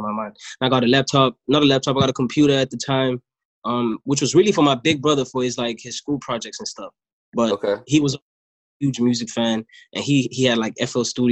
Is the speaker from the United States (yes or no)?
no; Durban, KwaZulu-Natal, South Africa; also born or lived in Johannesburg; I was born in Joburg, but I was raised in Durban